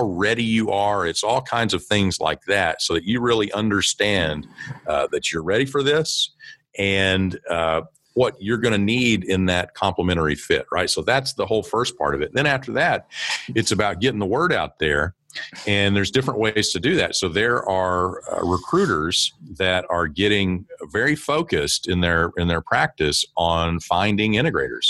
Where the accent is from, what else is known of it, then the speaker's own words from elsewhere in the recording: small town in eastern Oklahoma, United States; I grew up in Oklahoma.